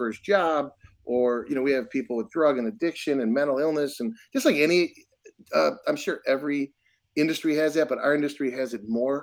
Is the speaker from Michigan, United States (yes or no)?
yes; Detroit, Michigan, United States; moved away as an adult; now in Milwaukee, United States; I'm from Detroit